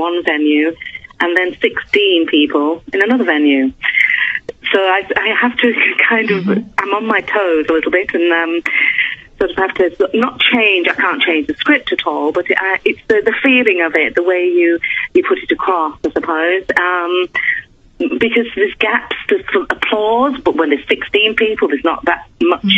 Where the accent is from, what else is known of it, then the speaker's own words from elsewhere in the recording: Yorkshire and the Humber, United Kingdom; moved away as an adult; I'm originally from Yorkshire.